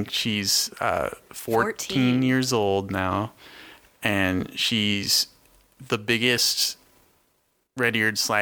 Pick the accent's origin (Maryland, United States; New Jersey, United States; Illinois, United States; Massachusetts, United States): Massachusetts, United States; Boston; As a Bostonian and a longtime Bruins fan